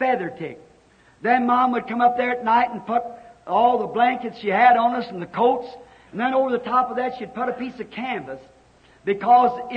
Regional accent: Kentucky, United States; I was raised in Kentucky, and we lived in a little old log cabin

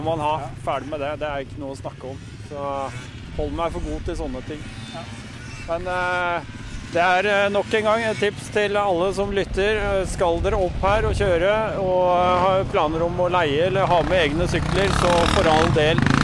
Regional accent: Oslo, Norway; Jeg kommer fra Oslo

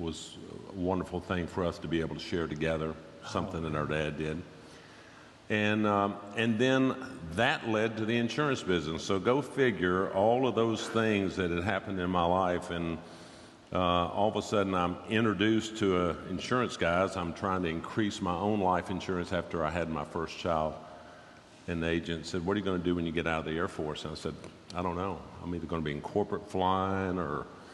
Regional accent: Nashville, Tennessee, United States; born or raised there; also born or lived in Dayton, Ohio

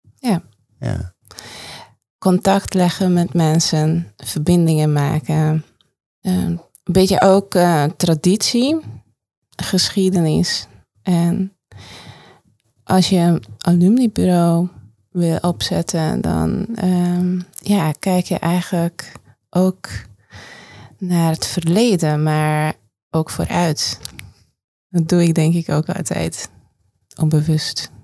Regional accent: Hungary; Dutch is a second language; moved away as an adult; now in Netherlands; mijn vaderland, moederland, Hongarije

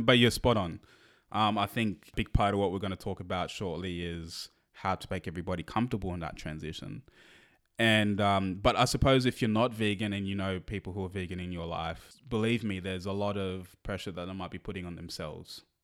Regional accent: Australia; we're Australian, so we we're not really exposed to the thank, Thanksgiving culture

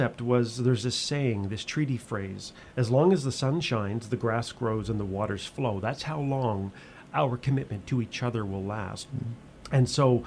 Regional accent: Nova Scotia, Canada; I grew up in Nova Scotia

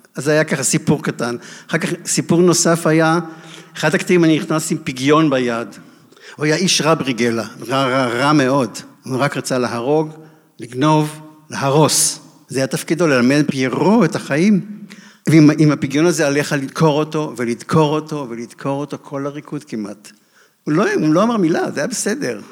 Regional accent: Israel; אני מהקיבוץ עם נורייב

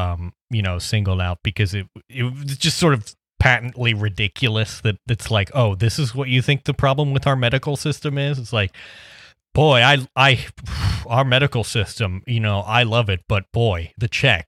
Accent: New York, United States; as a New Yorker, I always thought of the Midwest as a region bombarded by winter storms and freezing temperatures.

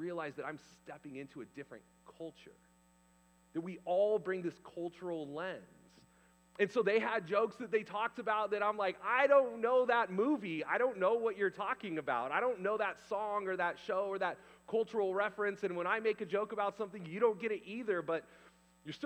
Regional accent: California, United States; also born or lived in Canada; I was the guy from California

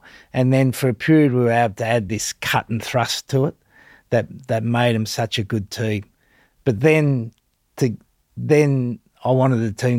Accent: Australia; where I've gone to a place like England as an Australian.

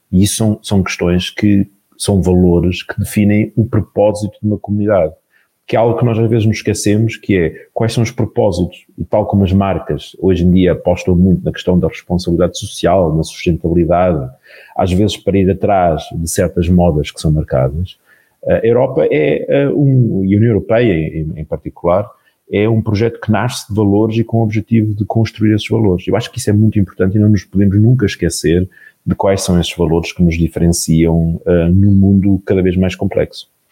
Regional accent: Portugal; enquanto portugueses

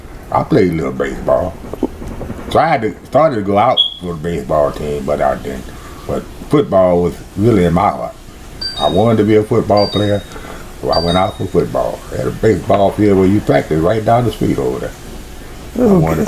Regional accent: Covington, Louisiana, United States; When I first grew up, we was in second grade, more or less. Played on a freshman team as a cornerback.

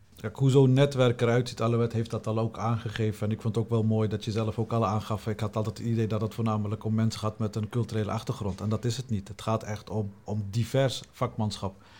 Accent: Utrecht, Netherlands; Mijn roots liggen in Utrecht, geboren en getogen in Utrecht

